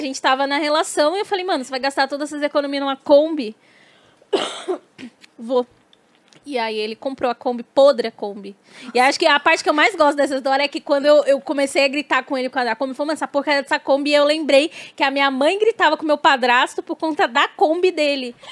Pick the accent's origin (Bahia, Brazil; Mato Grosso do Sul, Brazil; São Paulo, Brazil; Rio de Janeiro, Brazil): Bahia, Brazil; Ilhéus; eu sou de Ilhéus, mas minha mãe é, é de Tabuna